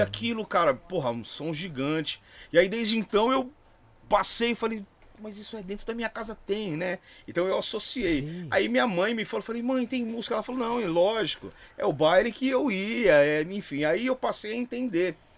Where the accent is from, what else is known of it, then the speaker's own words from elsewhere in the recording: São Paulo, Brazil; also born or lived in Taboão da Serra; eu sou da Barra Funda